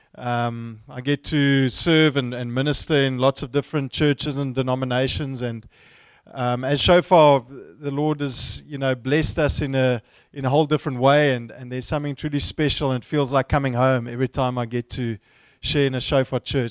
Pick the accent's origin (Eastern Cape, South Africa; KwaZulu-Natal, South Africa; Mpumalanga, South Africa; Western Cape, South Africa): Western Cape, South Africa; Stellenbosch; I grew up in the same town where I studied, in Stellenbosch, not too far from here